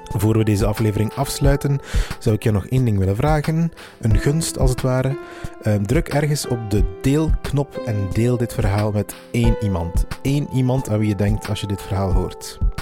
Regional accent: Meetjesland, Flanders, Belgium; ik ben zelf vandaar.

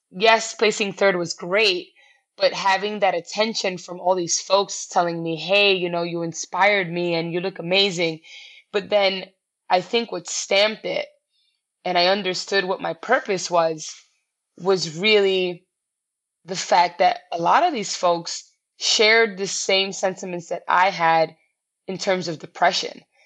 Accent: New York City, New York, United States; I'm classic New Yorker. I've lived here my entire life.

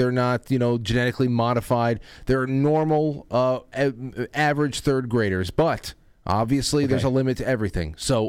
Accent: Westchester, New York, United States; And I'm from Westchester.

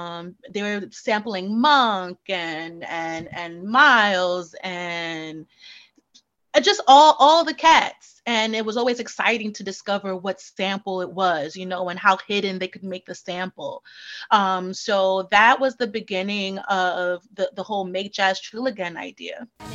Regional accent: Brooklyn, New York, United States; In Bushwick, actually.

